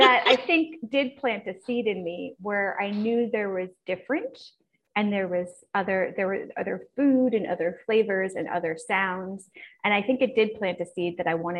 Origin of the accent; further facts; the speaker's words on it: East Coast of the United States, United States; moved away as an adult; also born or lived in California / San Francisco; I was born and raised on the East Coast, but honestly, I spent about 10 years in different cities in California before I went abroad